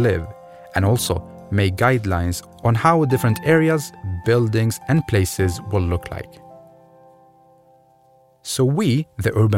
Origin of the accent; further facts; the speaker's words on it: Baghdad, Baghdad Governorate, Iraq; moved away; I was born in Baghdad, Iraq, 1993, and grew up in a city full of people, around 5 million citizens